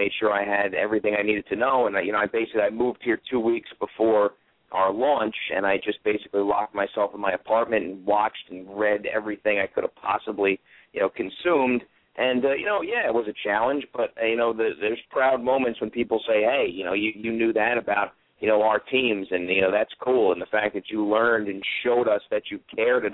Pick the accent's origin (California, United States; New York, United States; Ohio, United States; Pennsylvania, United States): New York, United States; moved away as an adult; now in Pittsburgh, United States; my hometown radio station